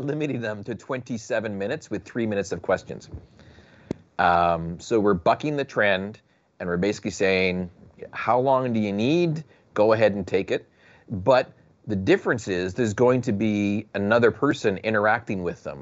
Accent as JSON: {"language": "English", "country": "Canada", "said": "I'm from Canuckistan."}